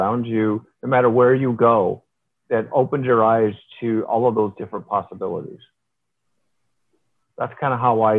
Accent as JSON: {"language": "English", "region": "Midwest", "country": "United States", "tie": "born or raised there", "moved": "yes", "lives_now": "Rockport, United States", "said": "growing up in the Midwest where you did have four seasons"}